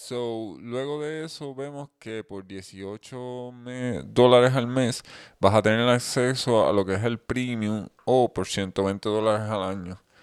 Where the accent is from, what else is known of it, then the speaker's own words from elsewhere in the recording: Puerto Rico; nosotros somos de Puerto Rico